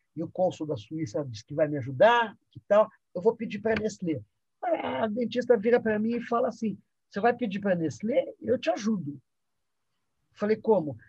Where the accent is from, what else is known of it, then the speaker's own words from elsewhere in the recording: São Paulo, Brazil; also born or lived in Egypt; vou crescendo num ambiente onde o carnaval de rua também acontecia, que é a Avenida São João